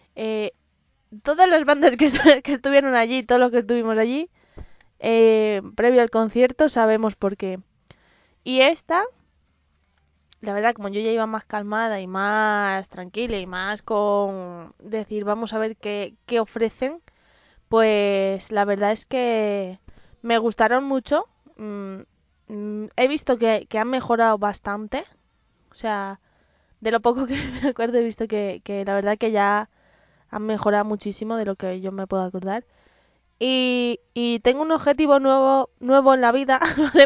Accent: Madrid, Community of Madrid, Spain; soy madrileña y además de tercera generación, así que soy gata

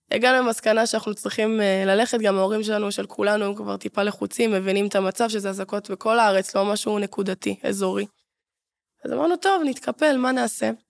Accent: Ashdod, Southern District, Israel; ואני בתור אשדודית

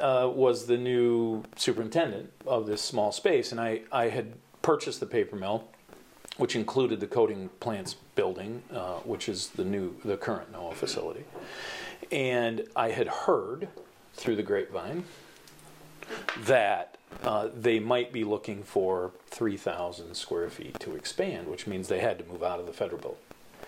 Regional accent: Alpena, Michigan, United States; moved away as an adult; So I was born and raised here in Alpena. I grew up a block away from Bingham School. My parents still live there.

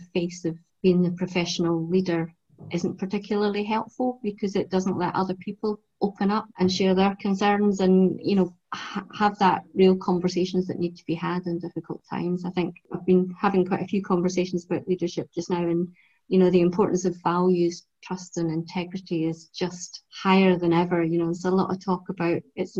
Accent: Edinburgh, Scotland, United Kingdom; I was brought up in North Edinburgh.

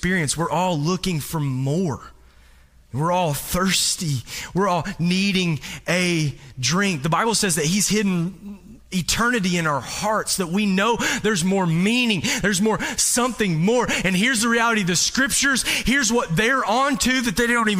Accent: Kentucky, United States; moved away as an adult; I'm not from around here. And I'm from Kentucky

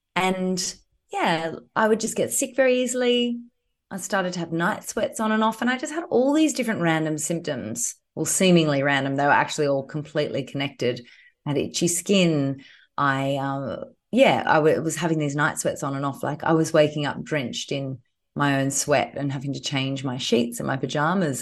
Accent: Queensland, Australia; now in Sydney, Australia; I'm a Queenslander

